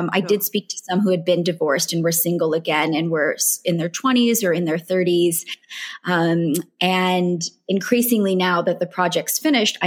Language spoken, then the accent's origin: English; United States; accent: American; moved away as an adult; now in California, United States; churches I'd grown up with in the States